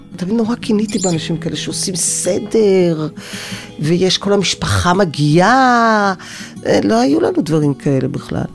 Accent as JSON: {"language": "Hebrew", "town": "Tel Aviv", "region": "Tel Aviv District", "country": "Israel", "tie": "born or raised there"}